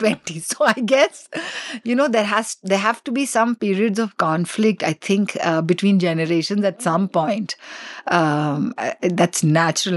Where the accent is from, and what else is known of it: Delhi, India; born or raised there; first language English; also born or lived in Assam